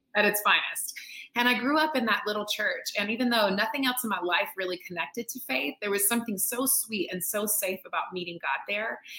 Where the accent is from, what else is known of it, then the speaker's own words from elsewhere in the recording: North Carolina, United States; I'm born and raised in North Carolina, which is in the southeast of the United yeah. States